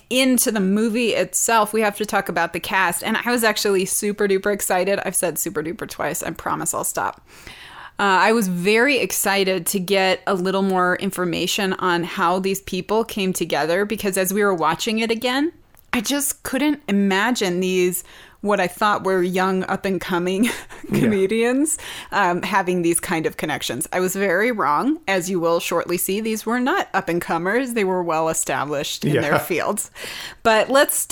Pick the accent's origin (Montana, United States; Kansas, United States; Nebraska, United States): Montana, United States; I'm from Montana.